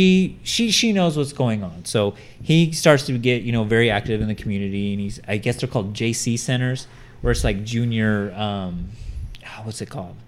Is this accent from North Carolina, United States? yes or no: no; California, United States; we're from California.